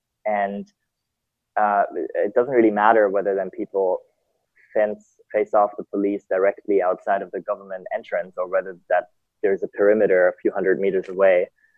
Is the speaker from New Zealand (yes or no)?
no; Germany; also born or lived in Italy / Austria; now in Hong Kong; I was born in Italy. {S0} Okay. {S2} Grew up mainly in Germany, Austria. I studied economics in Vienna, moved to Hong Kong